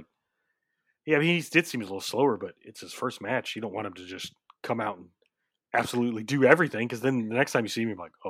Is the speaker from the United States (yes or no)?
yes; Oklahoma City, Oklahoma, United States; I just tell people I'm from Oklahoma City, but I live like right outside Oklahoma City.